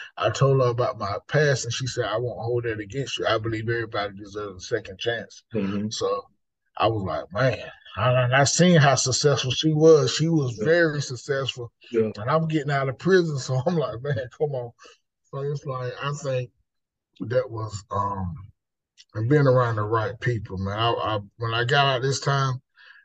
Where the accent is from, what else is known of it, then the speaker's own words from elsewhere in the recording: Lumberton, North Carolina, United States; moved away as an adult; now in Raleigh, United States; the city I was brought up in is in Lumberton